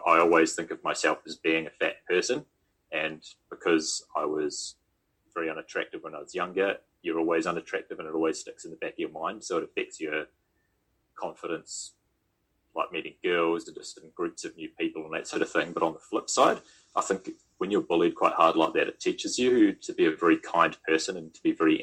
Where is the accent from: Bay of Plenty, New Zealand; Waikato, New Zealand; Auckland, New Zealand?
Auckland, New Zealand; moved away as an adult; also born or lived in Bend, Oregon / United Kingdom; now in Queenstown, New Zealand; my hometown in Greenhithe